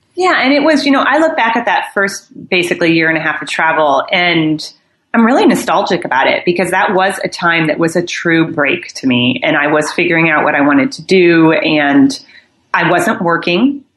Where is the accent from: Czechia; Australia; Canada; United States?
United States; Midwest; moved away as an adult; also born or lived in New York; I think I'm from the Midwest originally, but I moved out. I moved all around the United States for my career